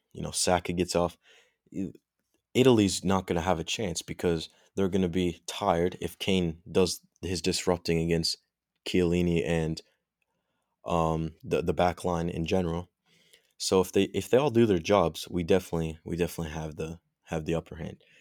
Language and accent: English; England, United Kingdom; I'm English